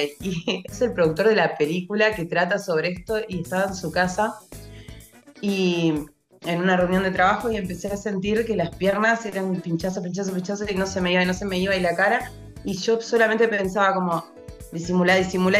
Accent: Uruguay; yo soy uruguaya

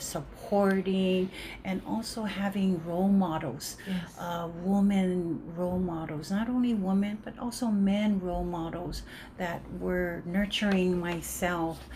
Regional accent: Leone, American Samoa; moved away; also born or lived in Seattle; I was raised in Leone

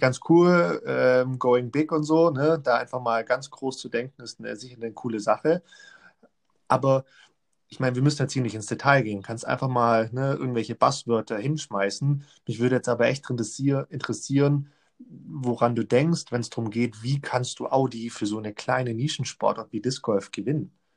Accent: Germany; bei uns in Deutschland

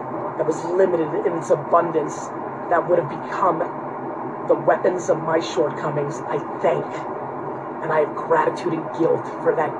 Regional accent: Edison, New Jersey, United States; born or raised there; English is a second language; also born or lived in Queens, New York / Dover, New Jersey

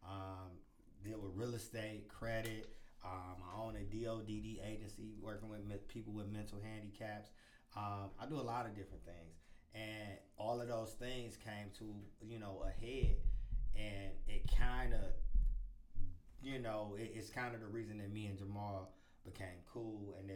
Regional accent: Cleveland, Ohio, United States; I'm from Cleveland, Ohio, born and raised

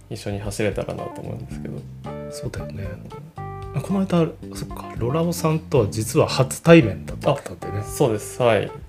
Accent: Toyama, Japan; 自分の実家の富山

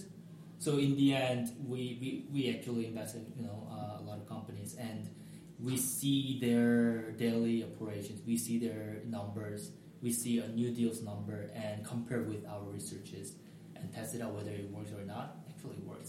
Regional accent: South Korea; now in United States; I'm from Korea

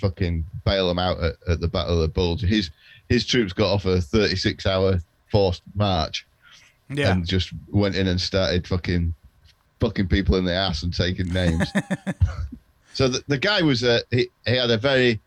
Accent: England, United Kingdom; as an Englishman

